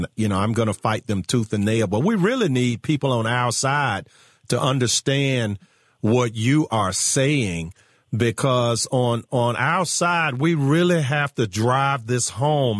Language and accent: English; Virginia, United States; my home state of Virginia